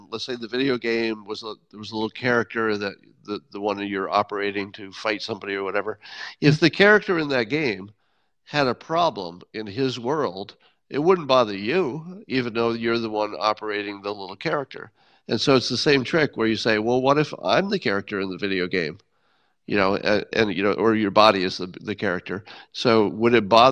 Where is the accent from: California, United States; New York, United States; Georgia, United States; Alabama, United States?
New York, United States; Windham; moved away; my hometown of Wyndham